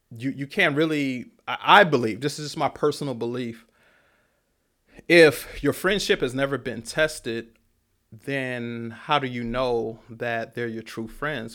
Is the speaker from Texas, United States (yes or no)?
yes; Killeen, Texas, United States; moved away as an adult; also born or lived in Oakland, California; I'm from Killeen